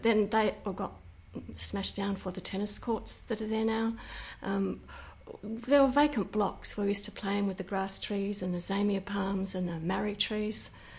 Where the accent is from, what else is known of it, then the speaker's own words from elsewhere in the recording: Western Australia, Australia; thinking back into the hills here, into an orchard.